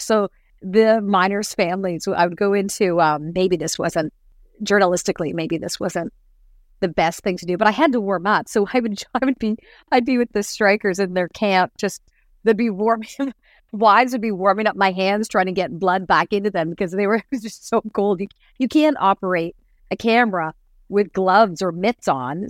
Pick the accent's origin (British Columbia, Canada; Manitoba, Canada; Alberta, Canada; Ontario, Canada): Ontario, Canada; Toronto; also born or lived in Ottawa / Cape Breton / Barrie; I found my way back home to the area where I grew up